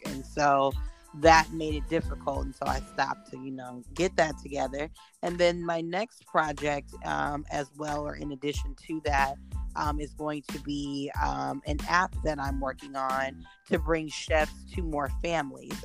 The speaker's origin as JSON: {"language": "English", "town": "Houston", "region": "Texas", "country": "United States", "said": "we're both black, we're from Houston."}